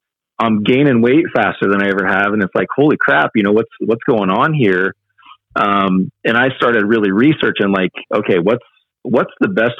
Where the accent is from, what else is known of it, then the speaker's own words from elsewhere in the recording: small town Indiana, United States; moved away as an adult; also born or lived in Chicago suburbs, Illinois; we decided to make the jump and move back to small town Indiana from the Chicago suburbs